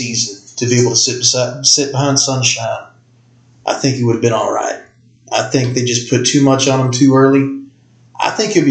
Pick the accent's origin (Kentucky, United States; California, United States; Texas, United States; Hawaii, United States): Kentucky, United States; Martin County; I'm from Martin County, Kentucky.